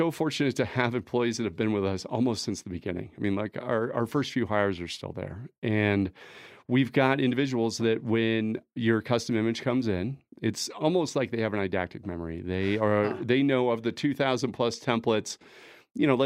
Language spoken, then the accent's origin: English; Denver, Colorado, United States; Uh, Colorado is everything for us. I'm a native. I grew up in Denver.